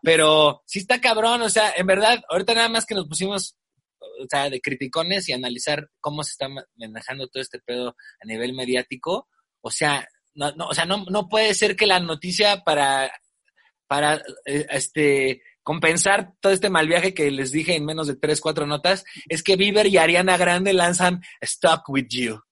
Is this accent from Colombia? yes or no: no; Mexico; nuestra propia sociedad inmediata como la mexicana